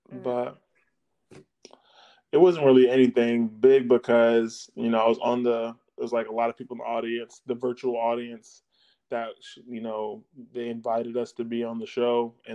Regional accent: Jamaica; Well, you know, I'm Jamaican, so I mean, we're never really lifting beyond our means.

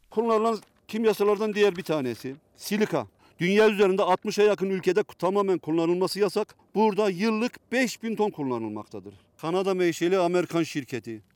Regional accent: İliç, Erzincan, Turkey; benim köyüme 12 milyon para dağıttı

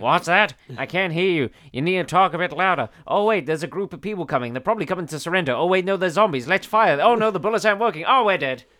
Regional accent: United Kingdom; we are British

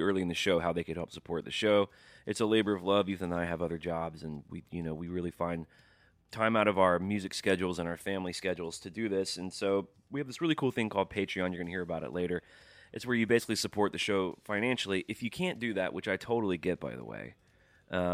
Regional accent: the South, United States; stuck in the South my whole life

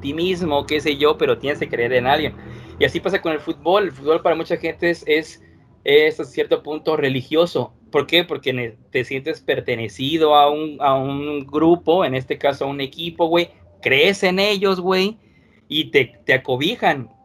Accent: Mexico; aquí nos tocó nacer

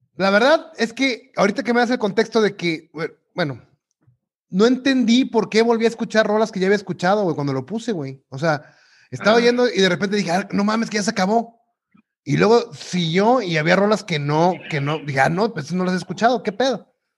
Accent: Mexico; como buen mexicano

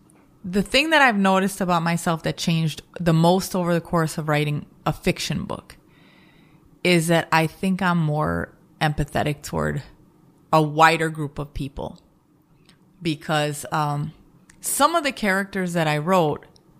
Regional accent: Chicago, Illinois, United States; I'm from the Midwest also. I'm from Chicago

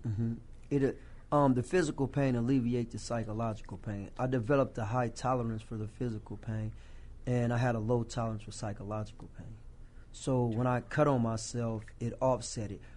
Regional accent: Rock Island, Illinois, United States; my hometown of Rock Island

